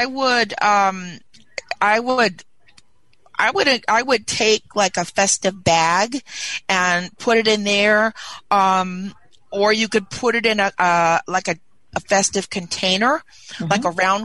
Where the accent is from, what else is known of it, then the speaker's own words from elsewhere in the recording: Carson, California, United States; I'm from Carson, California